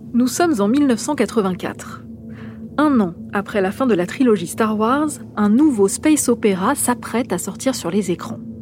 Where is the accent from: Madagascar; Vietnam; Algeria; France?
France; chez nous en France